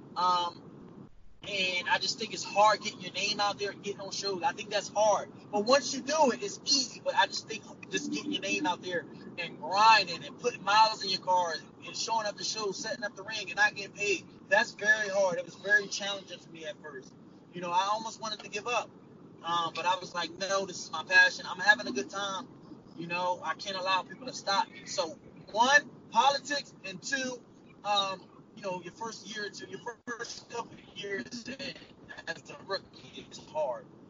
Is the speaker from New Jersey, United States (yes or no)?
yes; Trenton, New Jersey, United States; I'm from Trenton, New Jersey